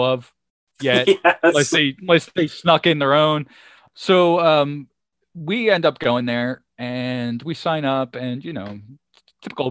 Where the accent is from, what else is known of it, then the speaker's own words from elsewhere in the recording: Chester, Pennsylvania, United States; I grew up in Chester, PA